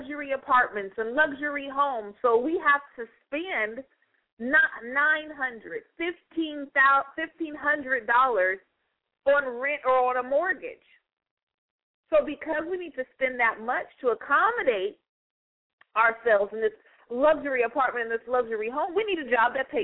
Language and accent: English; United States; I'm an American